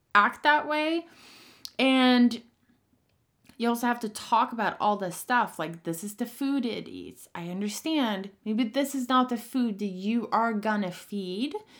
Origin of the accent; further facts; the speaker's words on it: Sweden; moved away; I'm from Sweden, and I grew up in a very harsh riding co-, school situation